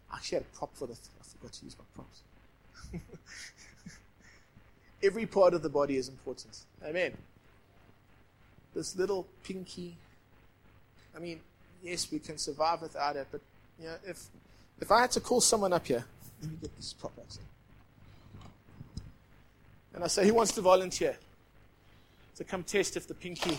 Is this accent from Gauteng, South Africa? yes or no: no; Durban, KwaZulu-Natal, South Africa; now in Johannesburg, South Africa; I grew up in Point Road, Durban.